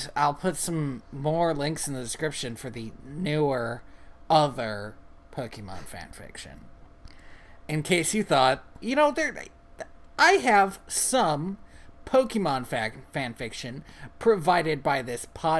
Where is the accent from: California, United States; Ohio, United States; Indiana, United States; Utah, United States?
Ohio, United States; Cleveland; So I grew up in Cleveland, where there are a lot of Italians and also Polish people.